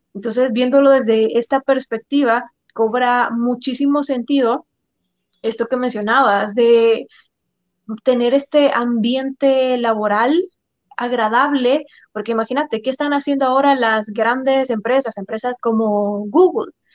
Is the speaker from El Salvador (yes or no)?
yes; El Salvador; los salvadoreños tenemos esta fama